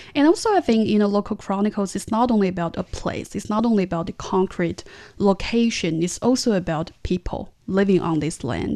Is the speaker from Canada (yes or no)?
no; Tianjin, China; my hometown city, it does have a long history